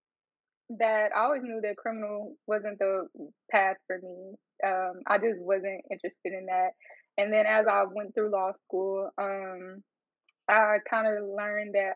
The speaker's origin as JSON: {"language": "English", "region": "Arkansas", "country": "United States", "said": "I'm from Arkansas"}